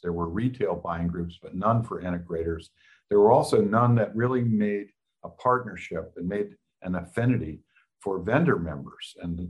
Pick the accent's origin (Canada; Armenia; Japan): Japan; Kyoto; born there; I'm an army brat. I was born in Kyoto, Japan, and went to three different high schools